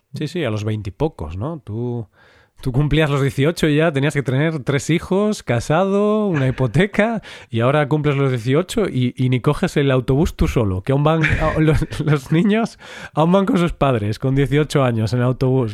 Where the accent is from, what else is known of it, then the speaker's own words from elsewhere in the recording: Galicia, Spain; yo que soy de Galicia